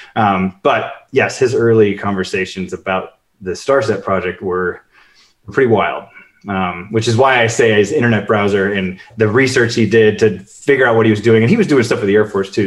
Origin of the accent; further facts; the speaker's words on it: Chicago, Illinois, United States; moved away; I grew up in Chicago